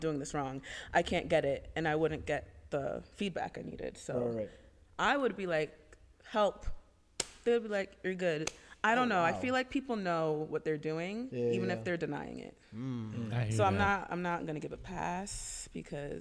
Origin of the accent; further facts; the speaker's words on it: Freehold, New Jersey, United States; Freehold, New Jersey. So I'm from Jersey.